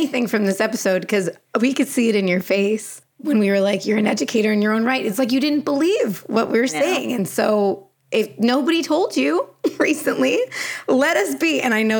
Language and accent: English; Canada; because I'm Canadian.